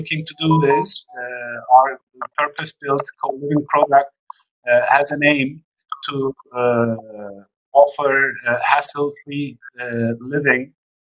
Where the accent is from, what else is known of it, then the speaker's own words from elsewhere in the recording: Istanbul, Turkey; moved away as an adult; also born or lived in Scotland / United States; now in India; I was born in Istanbul, but I spent about 5 years in Scotland and another 4 years in the US.